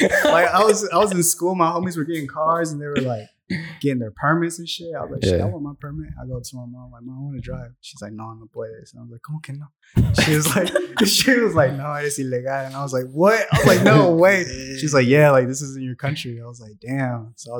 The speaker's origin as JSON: {"language": "English", "town": "Atlanta", "region": "Georgia", "country": "United States", "tie": "born or raised there", "also_born_or_lived": "Mexico City, Mexico / Riverdale, Georgia / Austell, Georgia / Smyrna, Georgia", "said": "I landed in Riverdale, Georgia."}